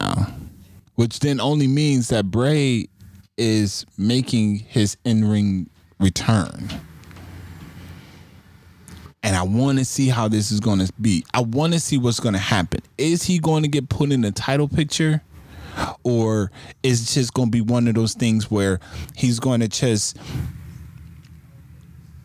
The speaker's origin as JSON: {"language": "English", "town": "Buffalo", "region": "New York", "country": "United States", "tie": "born or raised there", "said": "my hometown where I'm at right now. They will be in Buffalo"}